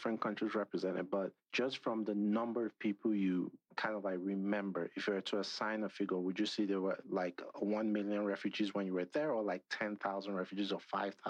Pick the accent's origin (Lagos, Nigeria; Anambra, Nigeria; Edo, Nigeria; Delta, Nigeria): Edo, Nigeria; This is talking about Nigeria, where I'm from. So I'm from Edo State, Nigeria, southern Nigeria